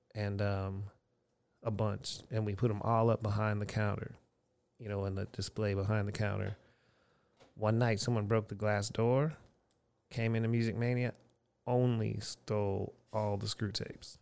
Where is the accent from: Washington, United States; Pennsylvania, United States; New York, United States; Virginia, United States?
Pennsylvania, United States; Erie; moved away as an adult; also born or lived in Houston, Texas; in my hometown of Erie, Pennsylvania in eighty-nine